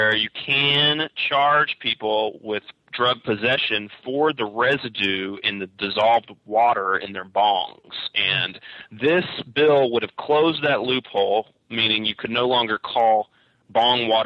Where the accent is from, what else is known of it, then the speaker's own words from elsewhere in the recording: Kentucky, United States; moved away as an adult; now in Humboldt County, United States; the state of Kentucky, my home state